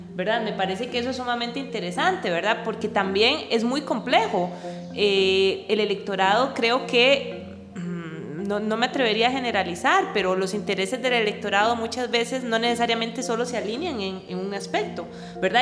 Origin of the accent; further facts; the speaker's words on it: Costa Rica; also born or lived in Netherlands; mis expectativas como costarricense